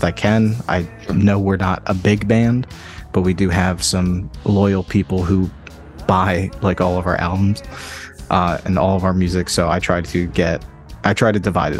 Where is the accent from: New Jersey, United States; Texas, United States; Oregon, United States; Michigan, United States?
New Jersey, United States; Atlantic City; I grew up in around Atlantic City